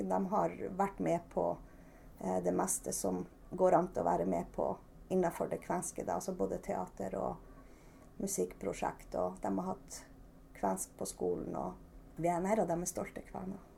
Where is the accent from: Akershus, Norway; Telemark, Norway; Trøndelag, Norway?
Trøndelag, Norway; now in Børselv, Norway; Jeg er jo egentlig trønder, og vi, vi har jo bodd i Finnmark i ganske mange år.